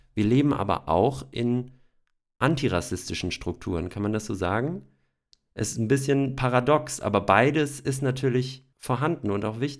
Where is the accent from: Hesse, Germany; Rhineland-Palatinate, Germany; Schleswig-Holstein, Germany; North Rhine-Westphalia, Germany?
Hesse, Germany; Ich sage auch aus Hessen